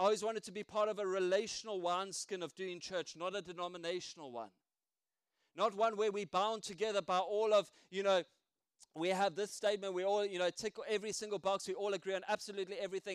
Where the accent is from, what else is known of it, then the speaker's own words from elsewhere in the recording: South Africa; now in United Kingdom; I still got my accent